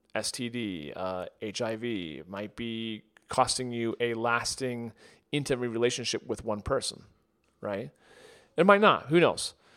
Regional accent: United States; growing up in the United States

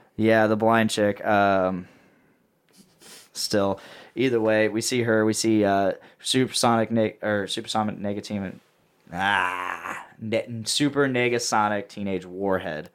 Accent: Delphi, Indiana, United States; I'm from Delphi

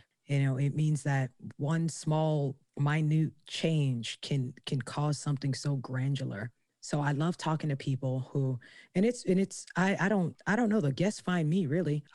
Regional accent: New York, United States; I'm from New York

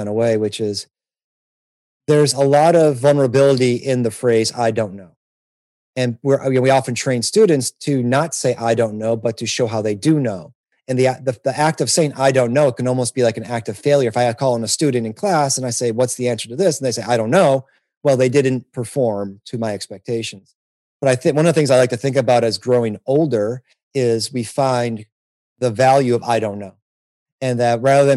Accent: Detroit, Michigan, United States; moved away; I'm from Detroit originally, and my ancestry is Arab American

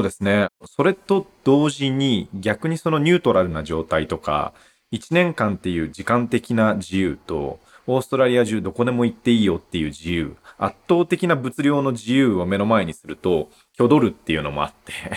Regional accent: Aizuwakamatsu, Fukushima, Japan; 福島の会津若松出身で、まあ生まれも育ちもずっと福島県で

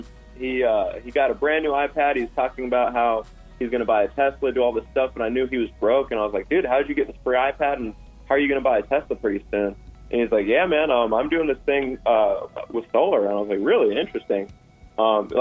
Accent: Las Vegas, Nevada, United States; also born or lived in California / South Carolina; I was born here in Las Vegas, born and raised here. Lived 20-some years here in Vegas.

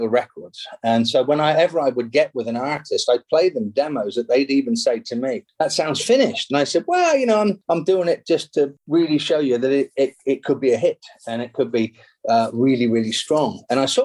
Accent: England, United Kingdom; moved away as an adult; now in Los Angeles, United States; being an English songwriter

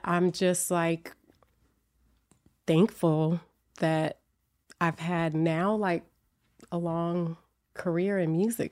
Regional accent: Oakland, California, United States; also born or lived in Berkeley, California; I was born in Oakland, but I grew up in Berkeley and Oakland

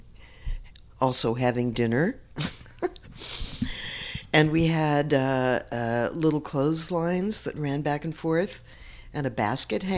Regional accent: San Francisco, California, United States; When I grew up in the North Beach community, although we lived in the marina, which was also all Italian

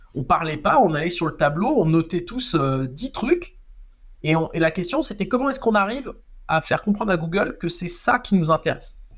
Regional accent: Strasbourg, Grand Est, France; je viens de Strasbourg

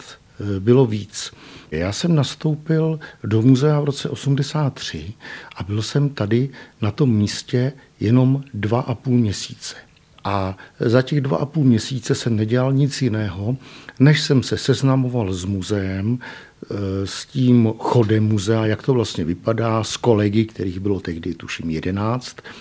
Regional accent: Chýnov, South Bohemian Region, Czechia; moved away as an adult; also born or lived in Brno; now in Písek, Czech Republic; já pocházím z Chínova u tábora

